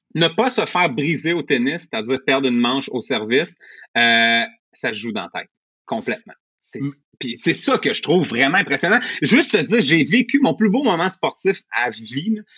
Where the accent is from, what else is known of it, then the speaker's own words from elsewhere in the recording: Montreal, Quebec, Canada; moi, je viens de Rivière-des-Prairies, milieu relativement pauvre dans ce coin-là